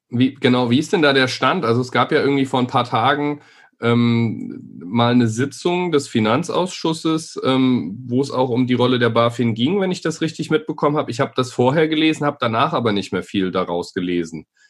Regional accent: Nuremberg, Bavaria, Germany; Wir sind beide in Nürnberg geboren

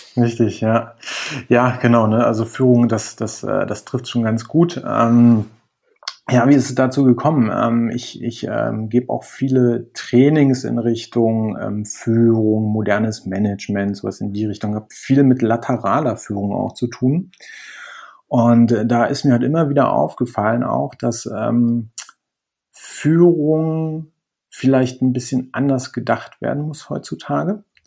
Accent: Berlin, Germany; moved away as an adult; now in Spain; ich komme ursprünglich aus Berlin, ähm, bin ähm, aber vor anderthalb Jahren nach Spanien gezogen

